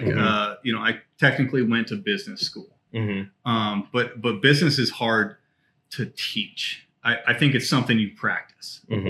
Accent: Belgium; born there; Yeah, I'm an Army brat, man. Pops was in the Army for 20 years.

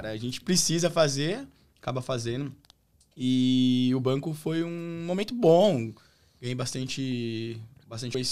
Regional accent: Jacareí, São Paulo, Brazil; Cresci em Jacareí, mas Cunha para mim foi, me deu um, uma notoriedade bem legal.

